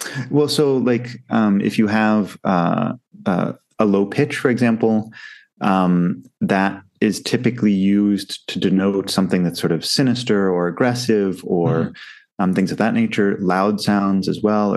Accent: United States; now in Southeast Asia; being an American myself

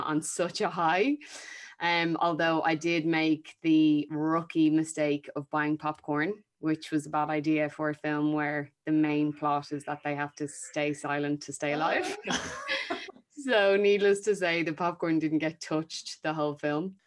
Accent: Ireland; as Irish actors, and I'm going to include myself in that category

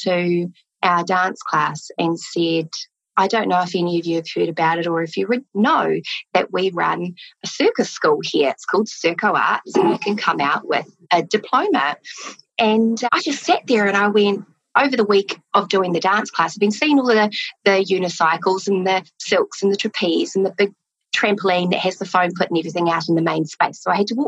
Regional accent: Christchurch, Canterbury, New Zealand; also born or lived in Toronto, Canada; I grew up in Christchurch in South Island

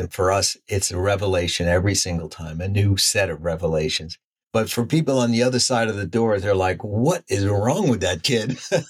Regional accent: New York, United States; When you're a kid growing up in the States and in New York, I'd never seen that.

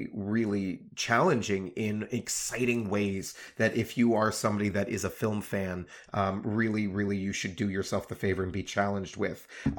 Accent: United States; as an American

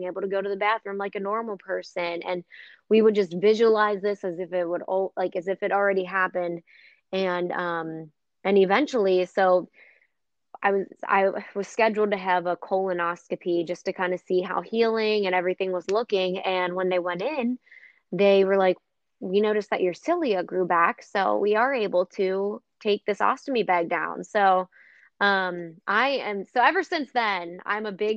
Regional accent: Cincinnati, Ohio, United States; also born or lived in Rochester, Minnesota / Indianapolis; I'm actually from Cincinnati, and I live in Cincinnati now

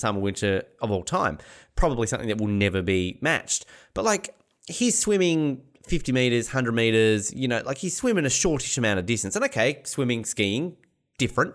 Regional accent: Australia; as an Australian

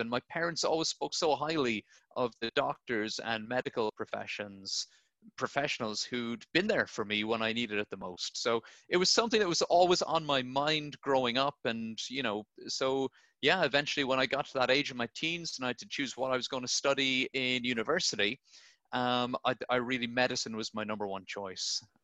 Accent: Blarney, Munster, Ireland; I'm Irish, uh, so I grew up in a little town called Blarney, um, right down the south of Ireland.

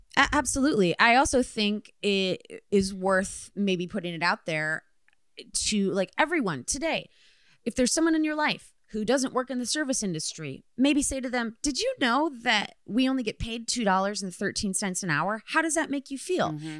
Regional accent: Midwest, United States; moved away; I am from the Midwest

